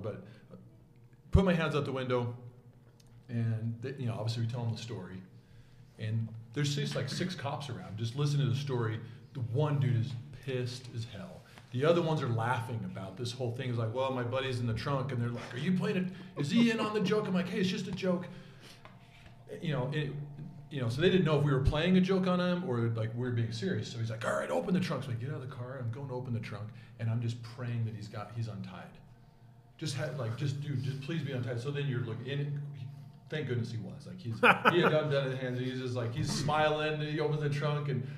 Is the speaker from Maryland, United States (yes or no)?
no; Orem, Utah, United States; I grew up in Orem